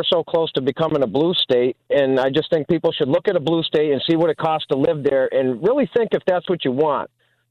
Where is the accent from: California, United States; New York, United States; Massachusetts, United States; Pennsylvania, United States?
Massachusetts, United States; now in Georgia, United States; I had just visited Massachusetts, and coming back from there, which is my home state before I decided to move to Georgia